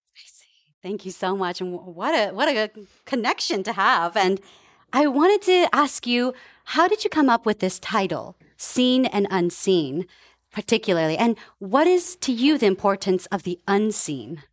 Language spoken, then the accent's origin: English; Palo Alto, California, United States; also born or lived in Japan / Menlo Park; I came to the Bay Area, and I was actually, uh, raised in Palo Alto and Menlo Park.